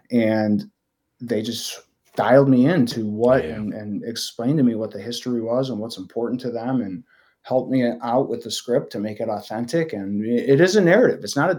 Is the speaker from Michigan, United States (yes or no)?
yes; Michigan, United States; now in Chicago, United States; I'm not from here originally. I grew up in Michigan. I've lived in Chicago since 2005.